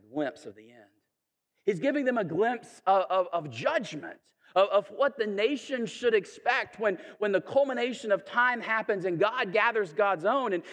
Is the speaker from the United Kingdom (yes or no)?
no; Chattanooga, Tennessee, United States; I'm from Chattanooga, and so we have like Missionary Ridge